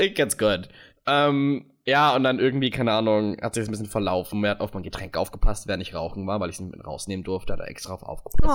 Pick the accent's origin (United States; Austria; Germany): United States; moved away; bin aus den USA